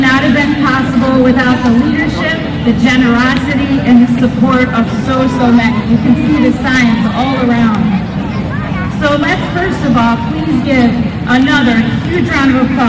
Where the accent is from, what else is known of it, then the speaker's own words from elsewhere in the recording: Chicago, Illinois, United States; my hometown, Chicago.